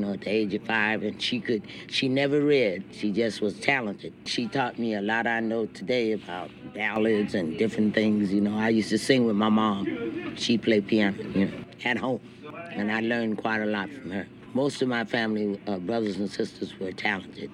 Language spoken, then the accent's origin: English; San Francisco, California, United States; I was born in San Francisco